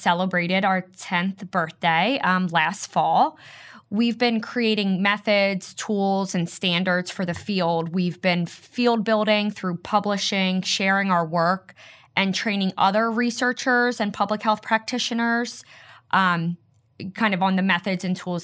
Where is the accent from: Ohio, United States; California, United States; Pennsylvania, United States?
Pennsylvania, United States; Philadelphia; I grew up in Philadelphia, and I'm still here